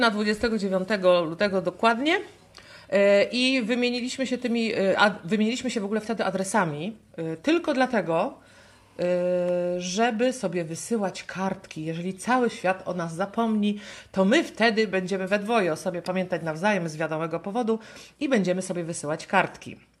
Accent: Pomeranian Voivodeship, Poland; Kraków jest bardzo, dosyć daleko od nas, bo my jesteśmy z Pomorza

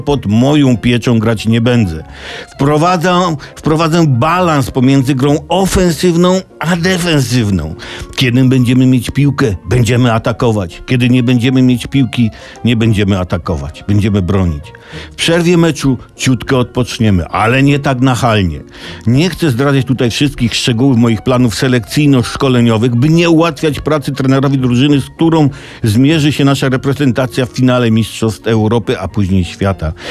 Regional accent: Tomaszów Mazowiecki, Łódź Voivodeship, Poland; Urodziłem się w Tomaszowie Mazowieckim

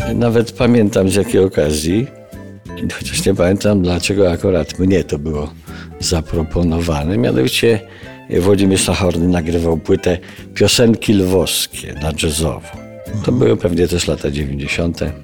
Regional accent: Garbatka-Letnisko, Masovian Voivodeship, Poland; moved away; Obaj pochodzimy z podobnego re, regionu Polski

